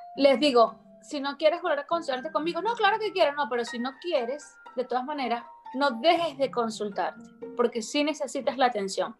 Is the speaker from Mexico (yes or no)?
no; Venezuela